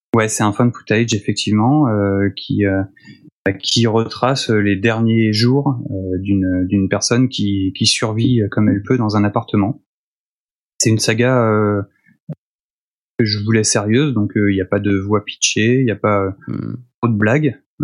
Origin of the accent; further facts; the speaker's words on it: Nantes, Pays de la Loire, France; moved away; Je suis nantais au départ